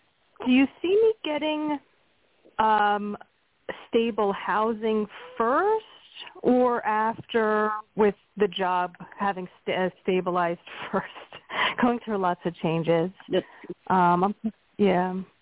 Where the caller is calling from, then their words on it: Pennsylvania, United States; from Pennsylvania.